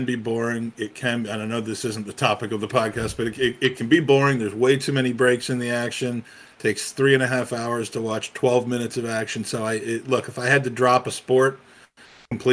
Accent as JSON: {"language": "English", "town": "Washington", "region": "District of Columbia", "country": "United States", "tie": "born or raised there", "said": "I grew up in Washington, D.C., where I still live in the Washington, D.C. area"}